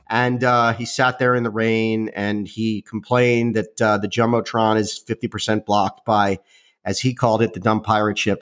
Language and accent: English; Miami, Florida, United States; When I was a kid, growing up in Miami